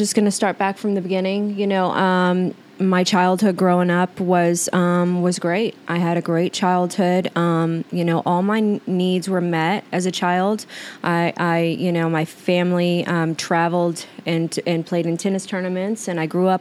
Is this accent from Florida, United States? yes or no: no; Oklahoma, United States; moved away as an adult; now in Arizona, United States; back to Oklahoma. Like, I was just a juvenile delinquent, and in my hometown